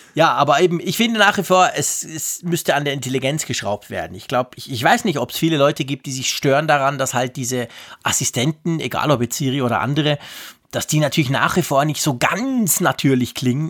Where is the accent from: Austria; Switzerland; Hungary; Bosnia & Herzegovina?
Switzerland; als Schweizer